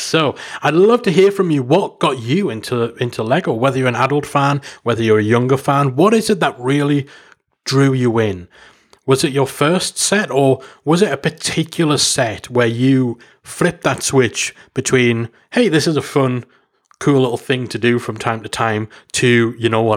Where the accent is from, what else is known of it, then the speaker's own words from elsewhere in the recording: United Kingdom; Being a Brit